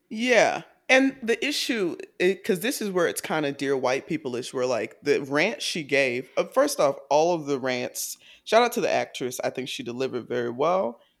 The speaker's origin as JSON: {"language": "English", "town": "Atlanta", "region": "Georgia", "country": "United States", "said": "I'm from Atlanta"}